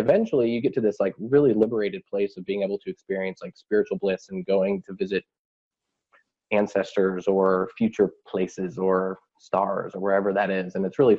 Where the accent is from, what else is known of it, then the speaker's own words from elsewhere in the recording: Vashon, Washington, United States; back up to my hometown of Vashon